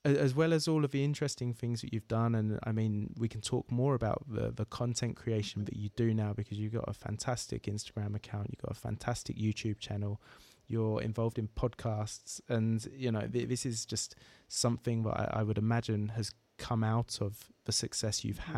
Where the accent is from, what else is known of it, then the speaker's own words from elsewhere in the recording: Essex, East of England, United Kingdom; the area of the UK that I'm from, Essex, just outside of London